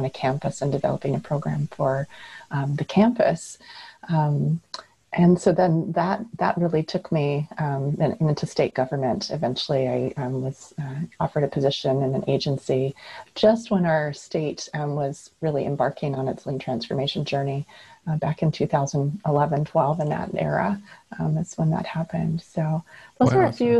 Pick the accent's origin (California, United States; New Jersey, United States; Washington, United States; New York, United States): Washington, United States; Puget Sound area; also born or lived in Alaska; I grew up here in the Puget Sound area in the state of Washington